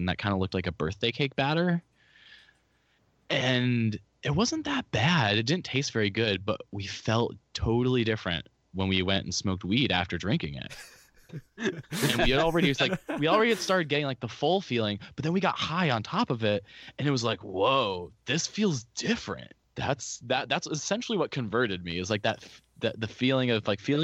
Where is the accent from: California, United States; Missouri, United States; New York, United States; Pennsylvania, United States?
California, United States; Orange County; my whole family's from the Midwest, but like I was born and raised here